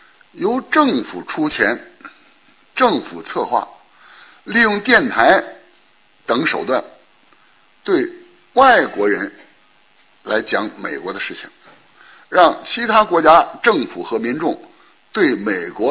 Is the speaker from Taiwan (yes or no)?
no; China; 存在感这个词儿呢，我们中国人是不大用，欧美人也不大用。